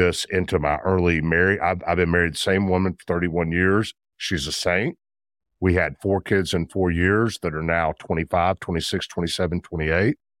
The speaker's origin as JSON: {"language": "English", "town": "Memphis", "region": "Tennessee", "country": "United States", "tie": "born or raised there", "said": "I'm a Memphis guy, born and bred in Memphis, grew up in Memphis"}